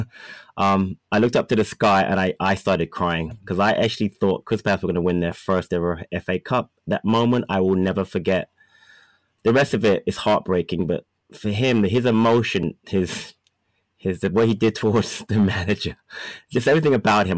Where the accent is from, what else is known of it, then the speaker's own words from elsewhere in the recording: London, United Kingdom; moved away; grew up in England. I lived in Thornton Heath, and I used to go to all the matches of the academy